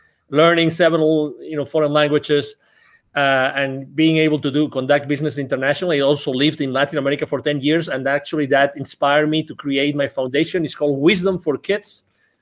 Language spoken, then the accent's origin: English; near Barcelona, Catalonia, Spain; English is a second language; moved away as an adult; now in Dallas, United States; I was born originally near Barcelona in Spain. I lived in Dallas, Texas. I lived here for the last 10 years